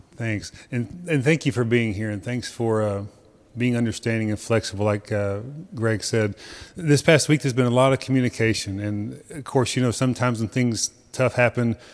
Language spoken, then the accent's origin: English; Texas, United States; as American as we are, as Texan as we are